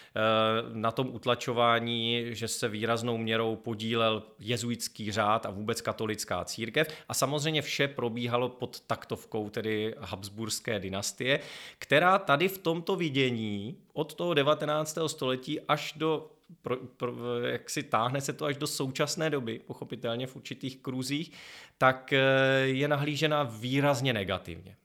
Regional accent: Chrudim, Pardubice Region, Czechia; místo mého rodiště Chrudim

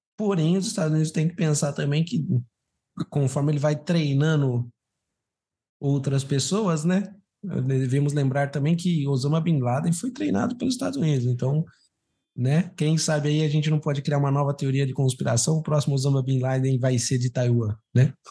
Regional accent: Brazil; eu fui criado no Brasil

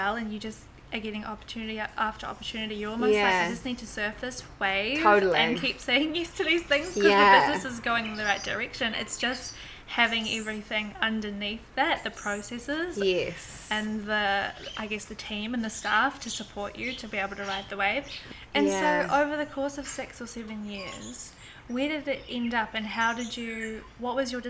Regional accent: New Zealand; now in London, United Kingdom; But especially being in London, being a Kiwi girl, and yeah.

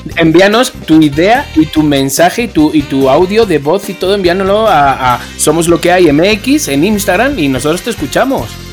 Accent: Spain; como español lo vi con otros ojos

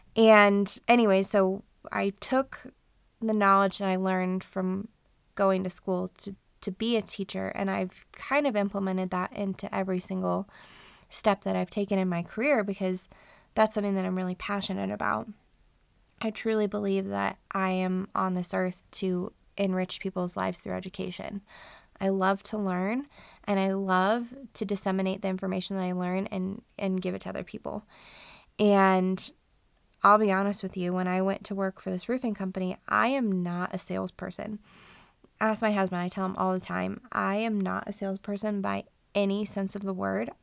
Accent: Colorado, United States; also born or lived in Denver area / Front Range; we are all born and raised in Colorado. My husband and I lived up and down the Front Range for most of our lives

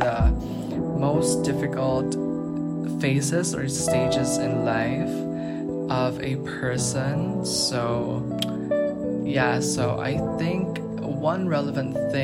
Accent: Philippines; I am from the Philippines

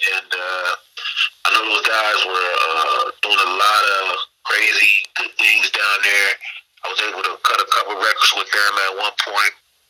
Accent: Midwest, United States; Again, I wear my Midwest on my sleeve, letting everybody know where I'm from, and let everybody know what I'm rapping.

